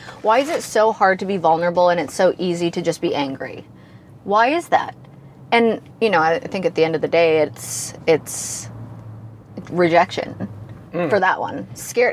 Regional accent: Canada; I'm Canadian

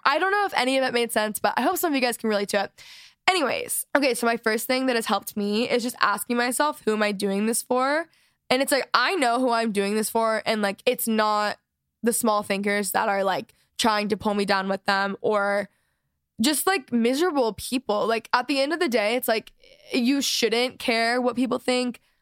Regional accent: Texas, United States; I'm from Texas

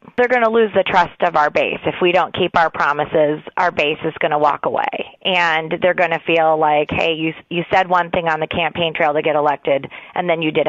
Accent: Michigan, United States; I'm from Michigan.

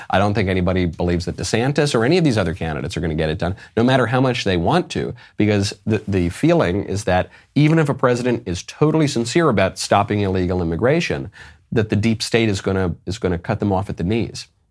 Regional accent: New York City, New York, United States; a New Yorker by birth and by education

